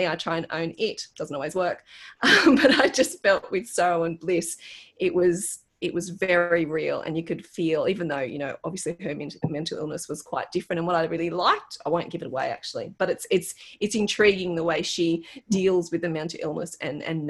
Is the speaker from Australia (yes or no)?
yes; Australia; as an Australian